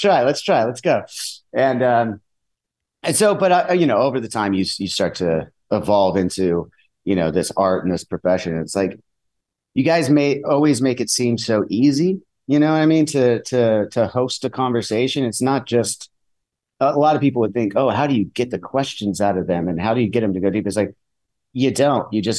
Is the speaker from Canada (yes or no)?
no; Southern California, United States; we're from Southern California.